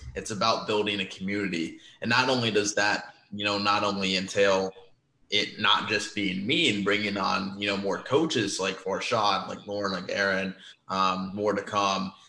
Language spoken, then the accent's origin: English; Omaha, Nebraska, United States; born and raised in Omaha, Nebraska